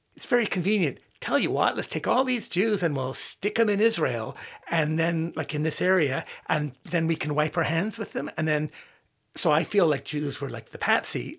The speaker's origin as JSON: {"language": "English", "region": "Northern Ireland", "country": "United Kingdom", "tie": "born or raised there", "said": "growing up in Northern Ireland during the Troubles"}